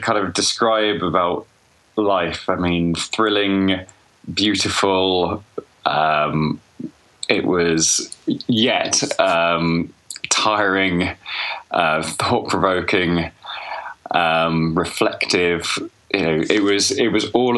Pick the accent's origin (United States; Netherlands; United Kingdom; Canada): United Kingdom; Birmingham, West Midlands; also born or lived in Bangkok; I was born in Birmingham.